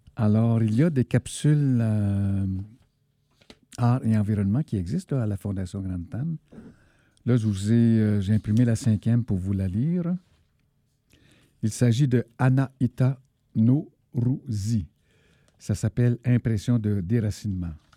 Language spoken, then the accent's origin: French; Malartic, Quebec, Canada; je suis né à Malartic, qu'on pourrait considérer comme une zone de sacrifice